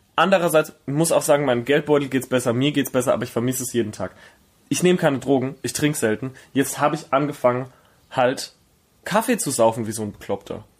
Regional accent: Herxheim, Rhineland-Palatinate, Germany; now in Berlin, Germany; in Herxheim, wo ich herkomme, da gibt's das Kleinwaldsprudel

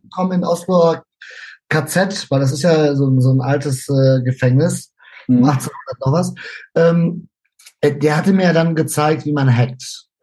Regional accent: Germany; also born or lived in Spain; now in Norway; da ich aber Deutscher bin

